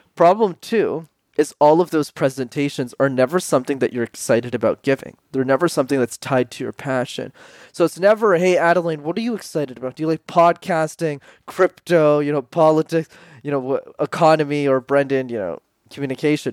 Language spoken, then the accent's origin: English; Montreal, Quebec, Canada; I grew up in Montreal, which is a city in Canada where you need to know how to speak French.